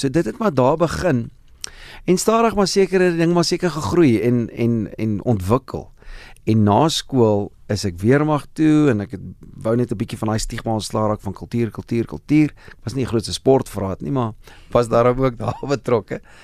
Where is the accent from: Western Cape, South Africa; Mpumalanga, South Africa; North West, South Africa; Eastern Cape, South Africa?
Mpumalanga, South Africa; Standerton; moved away; ek het groot geword in Standerton, lekker platlandse dorpie daar in die ou Oos-Transvaal in Mpumalanga.